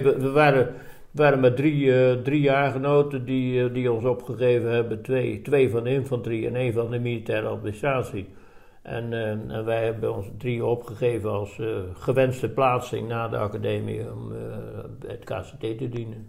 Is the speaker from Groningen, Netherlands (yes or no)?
no; Dordrecht, South Holland, Netherlands; moved away as an adult; also born or lived in Dubbeldam / Breda; now in Roosendaal, Netherlands; ik ben geboren in Dubbeldam, vlakbij Dordrecht. Oké. Ja. En ik heb, eh, nou ja, ik heb gewoon daar mijn, eh, mijn eh, we hebben jaren in Dordrecht gewoond, dus ik heb mijn lagere school en middelbare opleiding, dus de HBS, die heb ik daar in, in Dort gedaan